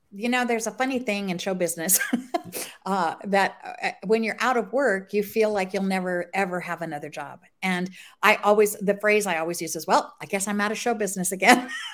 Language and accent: English; Scottsdale, Arizona, United States; moved away as an adult; now in Los Angeles, United States; I grew up in Scottsdale, Arizona